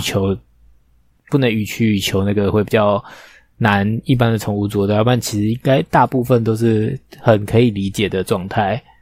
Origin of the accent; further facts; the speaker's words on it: Taipei, Taiwan; 通化夜市，好丢脸哦！我在那边出生